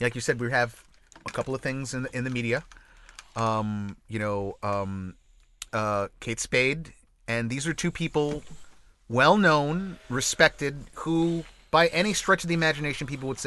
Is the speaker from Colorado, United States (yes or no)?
no; New York, United States; as a New Yorker